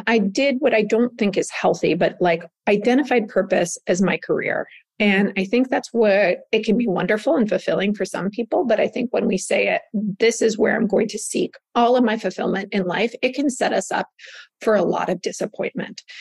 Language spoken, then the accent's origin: English; Southern California, United States; I grew up in Southern California, where the word in the 80s of wellness literally didn't exist.